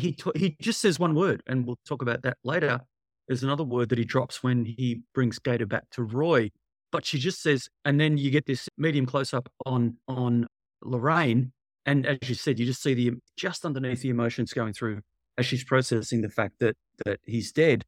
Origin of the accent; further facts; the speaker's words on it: Australia; I'm from Australia